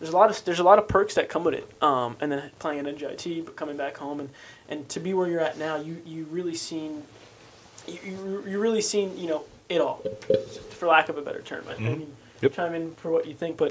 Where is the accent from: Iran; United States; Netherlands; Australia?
United States; New Jersey; We're from New Jersey